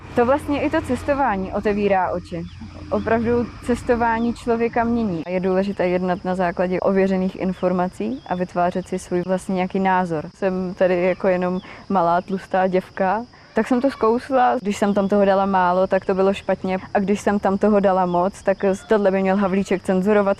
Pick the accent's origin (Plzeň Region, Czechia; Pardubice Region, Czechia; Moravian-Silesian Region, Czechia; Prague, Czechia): Moravian-Silesian Region, Czechia; Kružberk; Jsem z malé vesnice u Opavy, z Kružberku